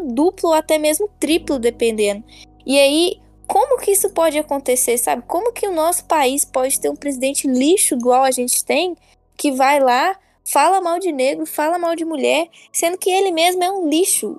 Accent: Brazil; also born or lived in United States / Bronx, New York; eu cresci aqui no Brasil escutando isso, com conflitando de como eu cresci nos Estados Unidos.

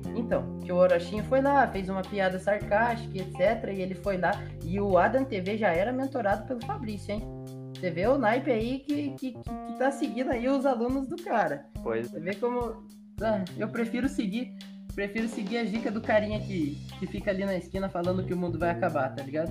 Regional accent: Brazil; eu sou brasileiro

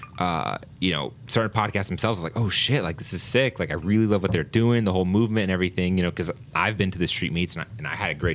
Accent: Woodbridge, Virginia, United States; I grew up in Virginia

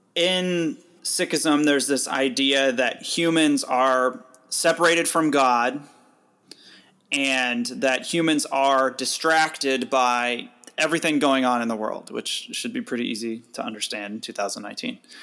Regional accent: United States; growing up in the United States

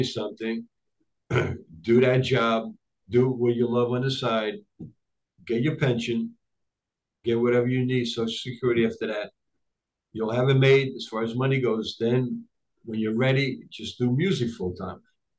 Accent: United States; English is a second language; also born or lived in Tripoli, Libya / Rome, Italy; I came to the United States when I was 7.5 years old.

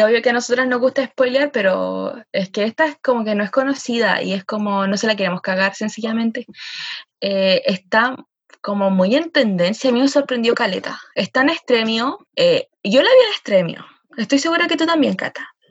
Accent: Chile

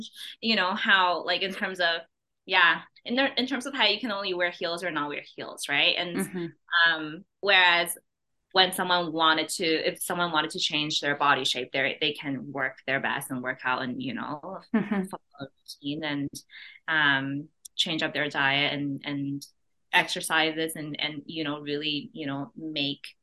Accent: Vancouver, British Columbia, Canada; moved away as an adult; also born or lived in China / Edmonton, Alberta; now in Calgary, Canada; even though I'm from Vancouver, I've spent most of my adult life in Alberta

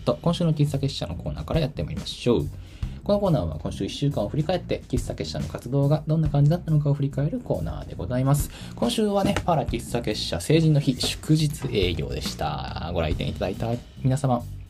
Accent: Tokyo, Japan; now in Kyoto, Japan; もちろん私の地元、あ、東京なんですけど、東京は東京でもかなり田舎の方で

